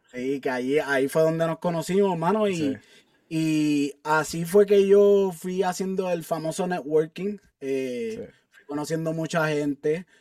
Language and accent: Spanish; Carolina, Puerto Rico; moved away as an adult; also born or lived in San Juan, Puerto Rico / Alaska; now in Colorado, United States; yo nací en San Juan, Puerto Rico, eh, y me crié toda mi vida en Carolina, Puerto Rico